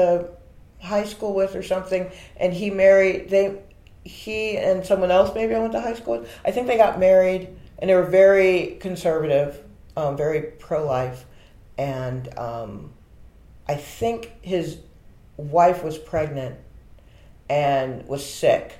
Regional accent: Stone Mountain, Georgia, United States; now in New York, United States; I grew up in Stone Mountain

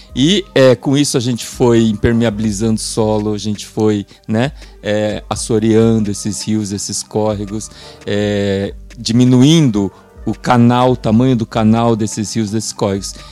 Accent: São Paulo, Brazil; é uma trajetória de vida na Zona Leste de São Paulo. Passei minha infância, minha adolescência, minha juventude e uma boa parte da minha vida adulta num bairro que a gente faz questão de chamar Parada 15 de Novembro.

